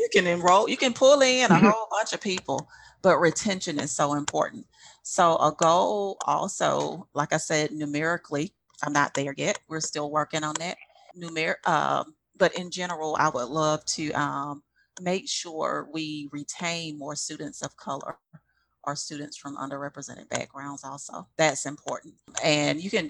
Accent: Prichard, Alabama, United States; I grew up in Pritchard, but I went to LaFleur

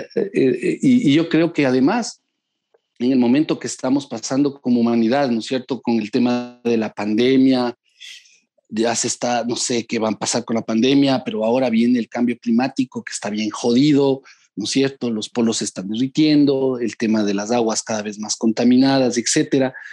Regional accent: Ecuador; soy un ciudadano ecuatoriano

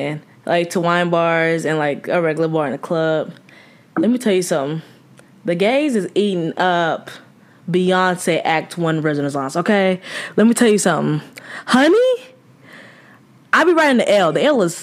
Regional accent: the South, United States; moved away; we're from the South

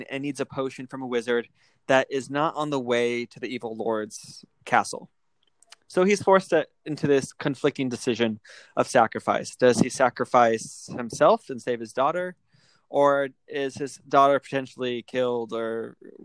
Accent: Alaska, United States; I'm from Alaska.

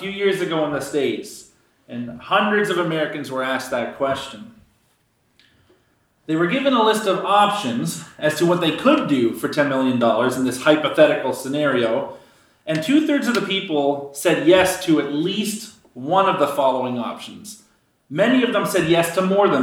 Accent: Canada

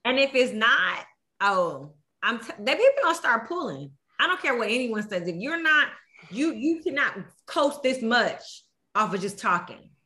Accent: Houston, Texas, United States; I am from Houston

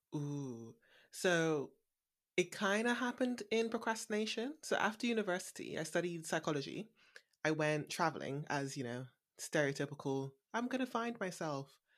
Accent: Bristol, South West England, United Kingdom; also born or lived in London; moving back to Bristol, my hometown

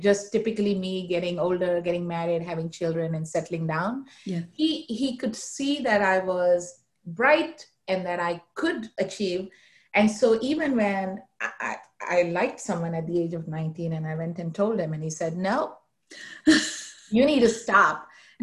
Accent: Mumbai, Maharashtra, India; moved away; I grew up in India, uh, in the city of Mumbai

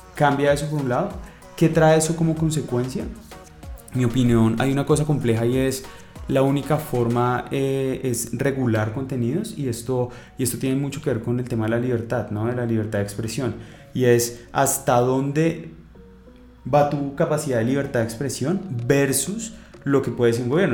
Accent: Colombia; somos 43, 45 millones de colombianos

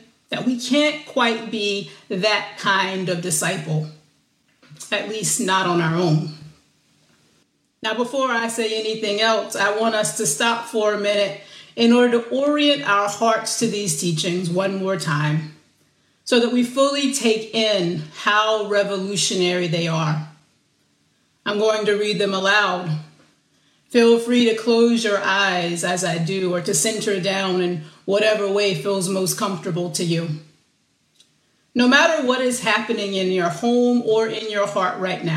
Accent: the South, United States; as a little girl growing up in the South, I was taught to be a good girl

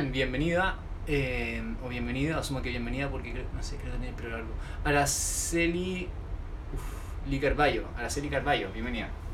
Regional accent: Chile; Soy chileno, de aquí en Chile

